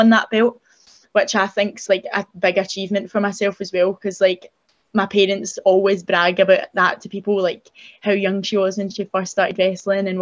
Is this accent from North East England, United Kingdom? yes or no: no; Scotland, United Kingdom; I was from Scotland